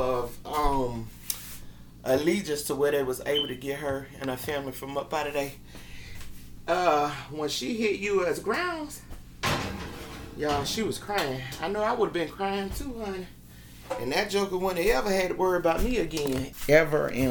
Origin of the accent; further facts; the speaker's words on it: United States; us women, especially as American women